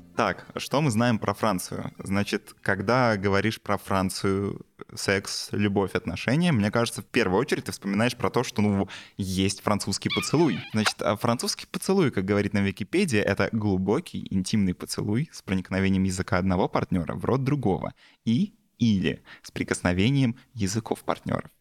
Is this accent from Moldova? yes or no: no; Belarus; я вот как белорус